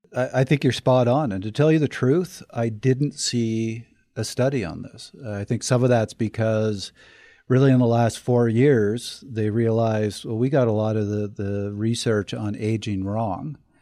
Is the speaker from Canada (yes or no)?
yes; Canada; I'm from Canada